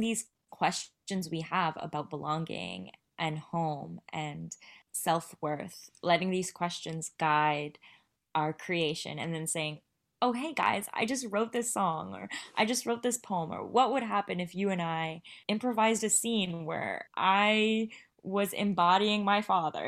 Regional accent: Vancouver, British Columbia, Canada; also born or lived in India; I was born in India, raised in Vancouver

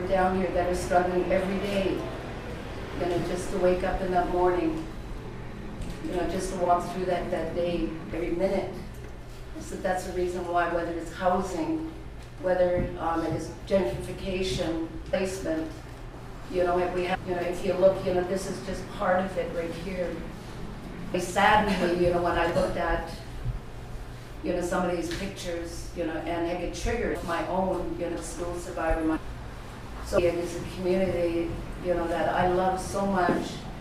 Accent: Haida Nation, British Columbia, Canada; I'm from the Haida Nation.

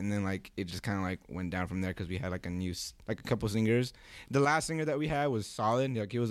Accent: Lawndale, California, United States; one of my really close homies that I grew up with in Lawndale.

